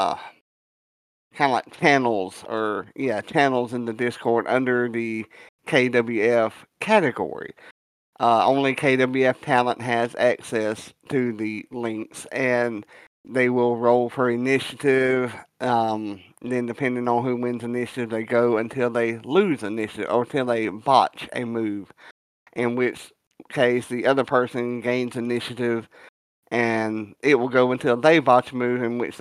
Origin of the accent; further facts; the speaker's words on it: the South, United States; I'm a Southerner